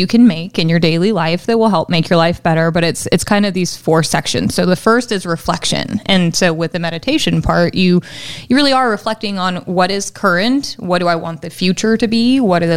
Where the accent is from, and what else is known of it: California, United States